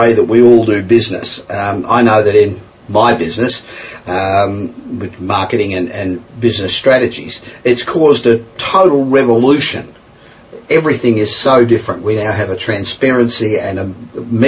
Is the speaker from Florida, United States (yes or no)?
no; Los Angeles, California, United States; I'm coming to you this week from my hometown of Los Angeles.